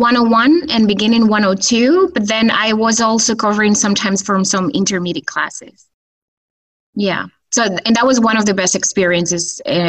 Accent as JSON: {"language": "English", "town": "Huesca", "region": "Aragon", "country": "Spain", "tie": "born or raised there", "also_born_or_lived": "Minnesota, United States", "moved": "as an adult", "said": "I'm from Huesca, which is in Spain, in Aragon."}